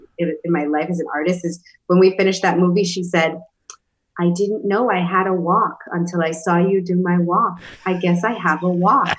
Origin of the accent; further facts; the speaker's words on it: New York City, New York, United States; I come from New York City, from the Bronx, is where I grew up